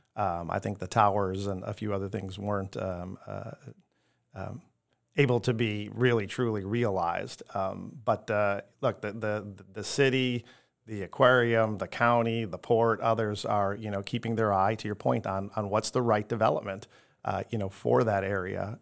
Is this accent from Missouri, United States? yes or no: no; Chicago, Illinois, United States; moved away as an adult; now in Tampa, United States; I am from the southwest side of Chicago. So, South Side Pride, all the way, you know, um, grew up in a blue collar family